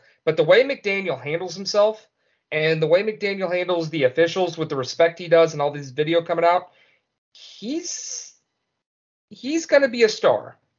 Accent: St. Louis, Missouri, United States; I grew up in St. Louis

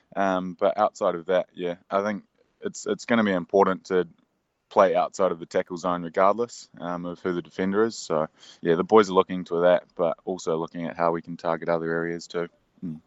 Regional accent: New Zealand; the nature of being a Kiwi

